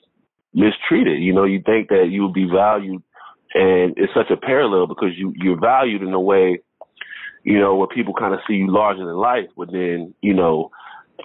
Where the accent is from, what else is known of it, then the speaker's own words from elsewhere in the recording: Florida, United States; I come from Florida where it's a melting pot